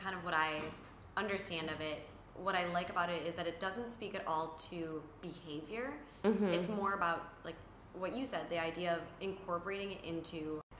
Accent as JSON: {"language": "English", "region": "Wisconsin", "country": "United States", "said": "I'm from Wisconsin."}